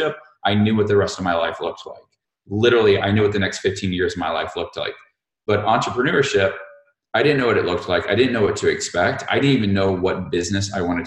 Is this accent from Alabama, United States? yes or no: yes; Montgomery, Alabama, United States; I grew up in Montgomery, Alabama